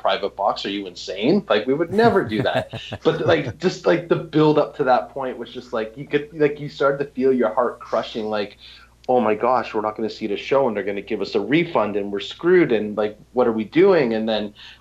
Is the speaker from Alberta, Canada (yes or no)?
no; Toronto, Ontario, Canada; I'm from Toronto